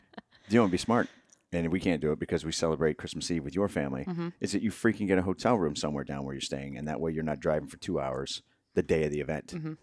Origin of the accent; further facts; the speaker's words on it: Erie, Pennsylvania, United States; my family, when we were growing up, the town over, I grew up outside of Erie, mm-hmm, in Pennsylvania